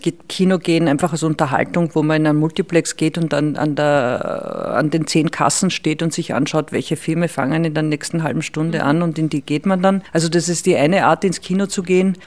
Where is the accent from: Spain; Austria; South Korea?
Austria; Salzkammergut, Upper Austria; moved away as an adult; now in Vienna, Austria; ich komme aus dem Salzkammergut und, und bin dann nach Wien zum Studieren gekommen